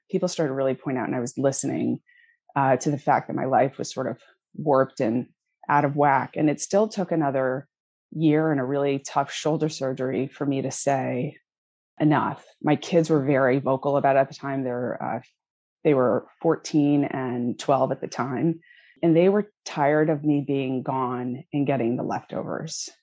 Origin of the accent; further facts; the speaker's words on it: Connecticut, United States; moved away as an adult; also born or lived in Washington, D.C.; I grew up in Connecticut.